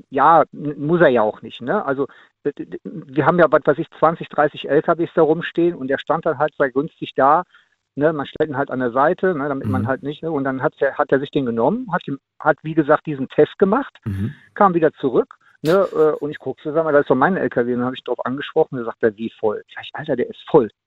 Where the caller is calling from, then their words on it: Much, North Rhine-Westphalia, Germany; Ich komme aus Much.